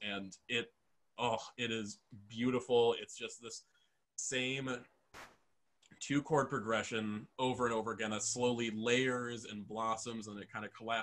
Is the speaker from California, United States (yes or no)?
no; Waukesha County, Wisconsin, United States; growing up in Waukesha County, Wisconsin